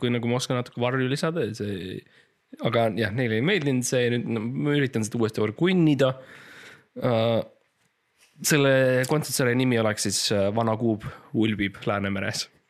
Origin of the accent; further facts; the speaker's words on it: Estonia; ma olen eestlane